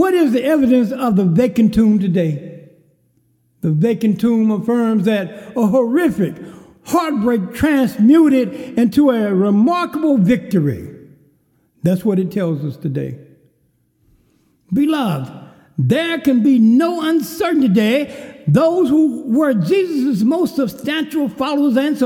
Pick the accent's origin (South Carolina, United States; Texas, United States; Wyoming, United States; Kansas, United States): Texas, United States; Kerrville; a cafe in my hometown of Kerrville, Texas, called The Famous Door